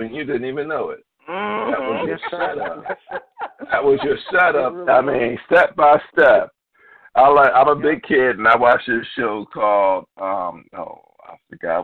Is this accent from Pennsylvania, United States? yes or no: yes; Philadelphia, Pennsylvania, United States; I'm from Philadelphia, but we went out in the Quakertown area